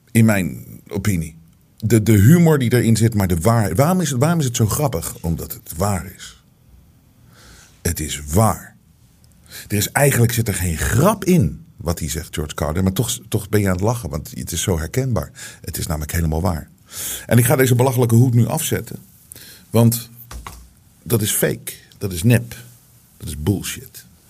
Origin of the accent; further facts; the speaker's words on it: Netherlands; wij als Nederlanders